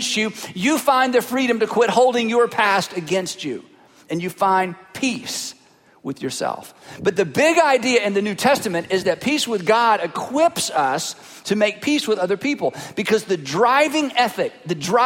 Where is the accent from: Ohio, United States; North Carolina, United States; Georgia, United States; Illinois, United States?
North Carolina, United States; Fruitland; I am from Fruitland, North Carolina